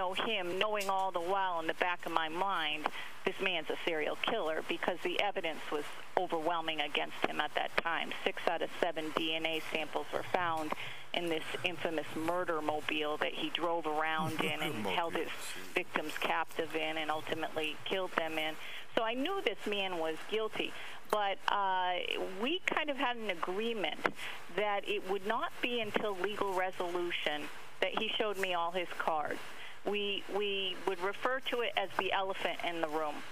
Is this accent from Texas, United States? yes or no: no; Massachusetts, United States; moved away as an adult; also born or lived in Montreal; I grew up in Massachusetts